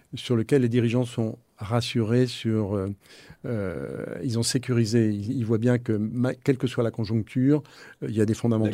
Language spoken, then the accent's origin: French; Nantes, Pays de la Loire, France; je suis de Nantes